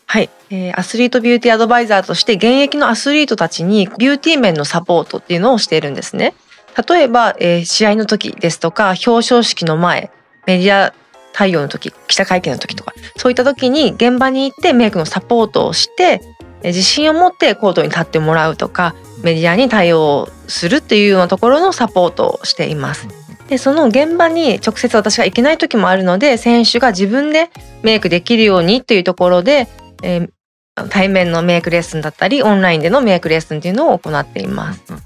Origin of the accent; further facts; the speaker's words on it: Toyama, Japan; 地元富山県なんですけれども